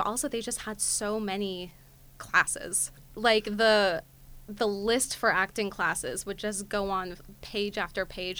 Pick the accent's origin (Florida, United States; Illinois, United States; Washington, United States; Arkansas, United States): Washington, United States; Seattle; also born or lived in Los Angeles; now in New York, United States; I'm from Seattle.